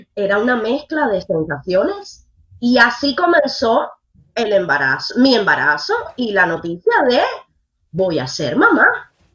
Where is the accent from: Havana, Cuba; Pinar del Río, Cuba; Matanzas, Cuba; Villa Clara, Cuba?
Matanzas, Cuba; now in Miami, United States; yo no soy habanera, yo soy matancera, yo soy del campo